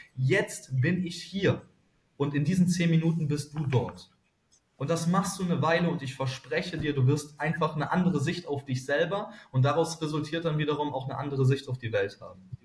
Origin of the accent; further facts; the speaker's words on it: Cologne, North Rhine-Westphalia, Germany; Ich als Kölner